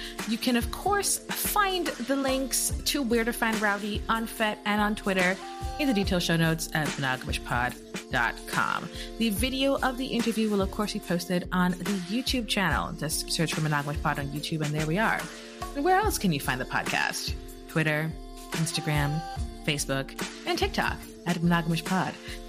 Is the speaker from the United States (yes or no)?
no; Jamaica; I'm very Jamaican of me. I can't help it.